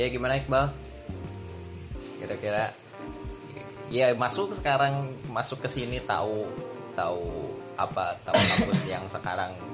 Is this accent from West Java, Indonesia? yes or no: yes; Bandung, West Java, Indonesia; born there; ya ada di di, di tempat kelahiran gua ya di, iya. di Bandung di Bandung